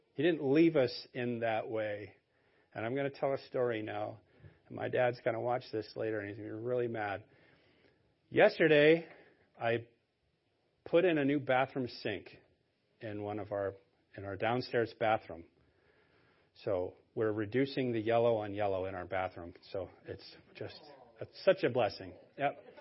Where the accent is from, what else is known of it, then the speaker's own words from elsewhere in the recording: Maine, United States; I was born and raised in Maine.